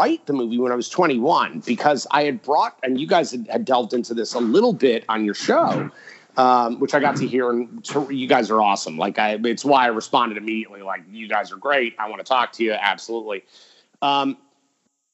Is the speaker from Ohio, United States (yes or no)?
no; New York, United States; being a New Yorker